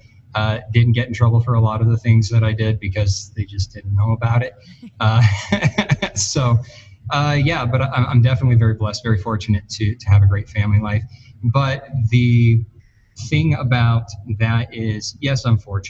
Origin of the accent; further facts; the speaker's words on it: Arizona, United States; now in Colorado, United States; I grew up in Arizona mostly before I moved to Colorado here